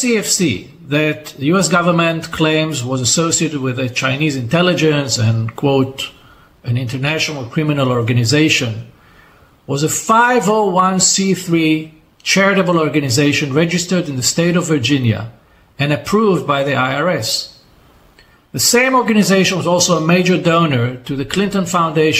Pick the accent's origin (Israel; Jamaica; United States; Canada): Israel